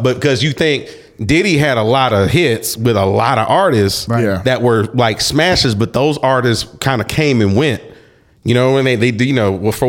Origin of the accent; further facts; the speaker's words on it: Cobb County, suburb of Atlanta, Georgia, United States; also born or lived in San Francisco, California; I grew up in Cobb County, which is a suburb of Atlanta.